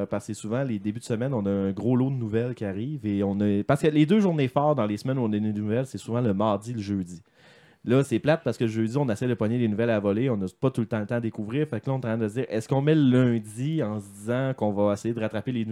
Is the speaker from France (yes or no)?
no; Lévis, Quebec, Canada; parce que moi, je suis de Lévis.